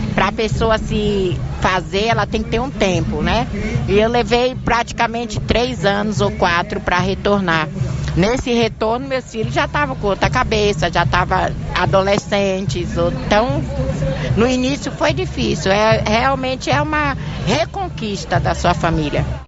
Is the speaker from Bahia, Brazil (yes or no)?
yes; Salvador, Bahia, Brazil; accent: baiano; moved away as an adult; now in São Paulo, Brazil; Nós somos baianos, a baianidade não sai da gente